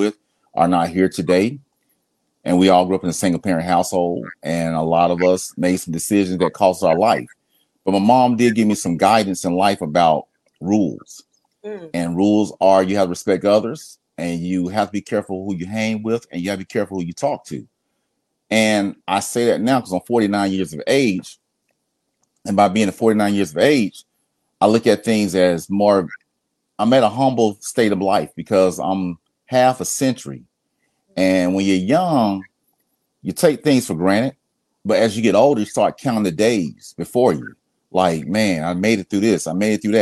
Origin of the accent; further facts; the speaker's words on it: Atlanta, Georgia, United States; Grew up in Atlanta, Southeast Atlanta